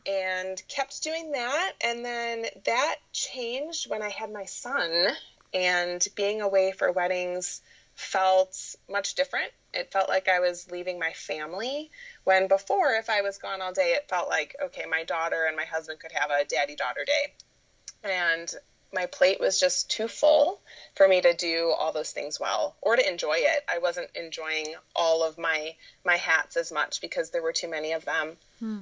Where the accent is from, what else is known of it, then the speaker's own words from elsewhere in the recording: Michigan, United States; I was born and raised in Michigan, been here pretty much my whole life